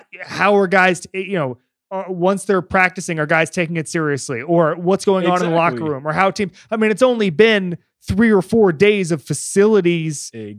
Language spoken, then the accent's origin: English; Florida, United States; now in Los Angeles, United States; I am from Florida.